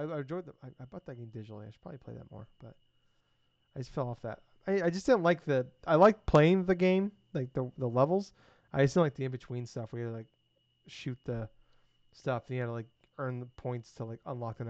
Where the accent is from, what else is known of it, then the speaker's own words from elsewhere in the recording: United States; I'm an American.